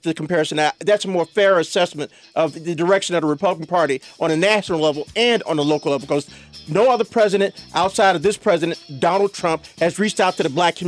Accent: Chicago, Illinois, United States; I grew up on the west side of Chicago

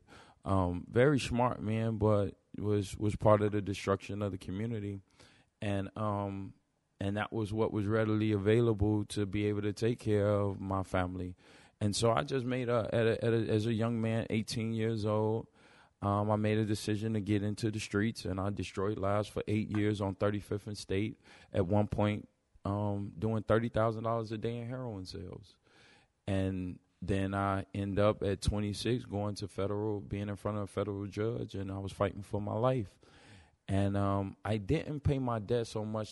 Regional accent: Chicago, Illinois, United States; we're from Chi-Rack

